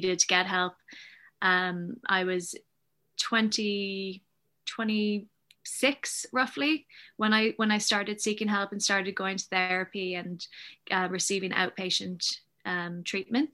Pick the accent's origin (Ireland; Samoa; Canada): Ireland; Dublin, Leinster; also born or lived in Chicago, United States; I'm originally from Chicago, but we moved to Ireland when I was four. So I have dual nationality, which can be handy sometimes and a pain other times. And yeah, I grew up in Dublin, in the, you know, South County Dublin.